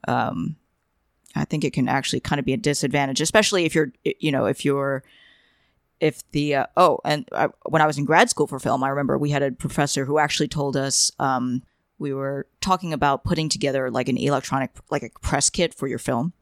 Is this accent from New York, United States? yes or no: yes; New York, United States; growing up in New York and, uh, attending Asian cram schools